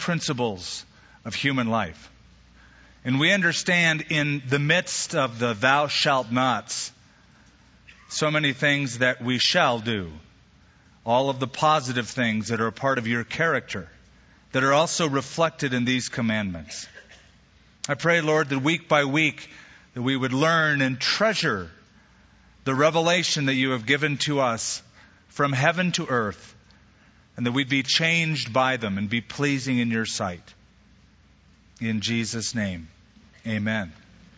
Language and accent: English; United States; our country, the United States of America